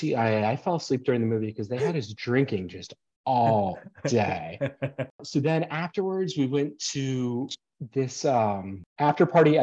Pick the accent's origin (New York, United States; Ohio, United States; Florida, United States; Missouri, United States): Florida, United States; I'm from Florida